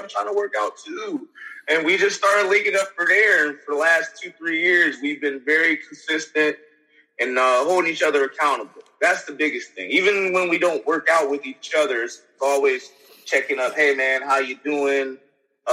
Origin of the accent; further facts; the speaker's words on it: Youngstown, Ohio, United States; I'm from Youngstown